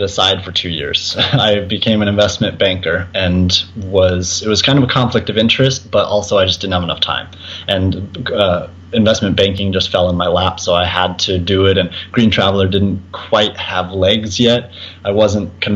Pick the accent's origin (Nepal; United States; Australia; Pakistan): United States; Colorado; Born and raised in Colorado